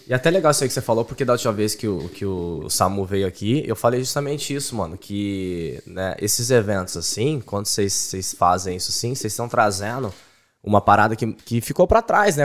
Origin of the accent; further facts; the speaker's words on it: Ribeirão Preto, São Paulo, Brazil; moved away; eu sou de Ribeirão Preto